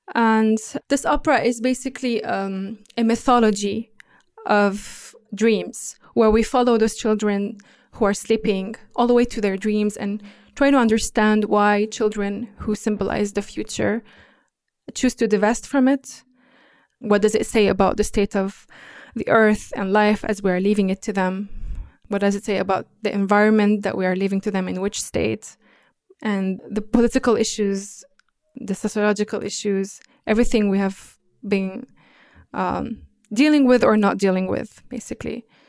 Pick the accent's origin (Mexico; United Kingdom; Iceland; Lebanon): Lebanon; during the Civil War in Lebanon, in my home country